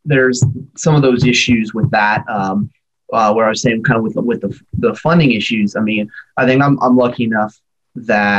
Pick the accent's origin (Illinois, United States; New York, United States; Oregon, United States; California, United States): Oregon, United States; now in Alaska, United States; I grew up in Oregon